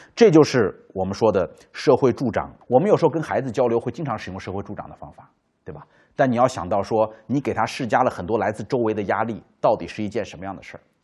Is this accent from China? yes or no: yes; China; 就理解古时候我们中国人讲孟母三迁